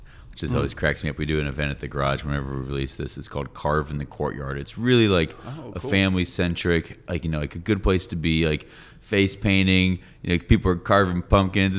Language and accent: English; Atlanta, Georgia, United States; I'm from Atlanta. I love my city